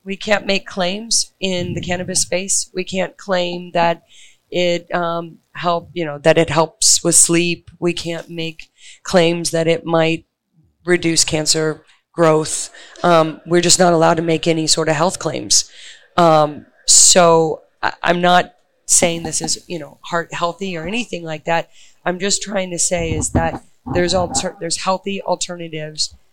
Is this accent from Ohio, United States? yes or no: no; New York City, New York, United States; I hail from Brooklyn